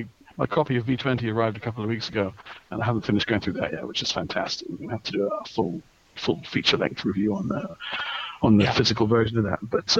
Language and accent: English; Netherlands; I grew up in Holland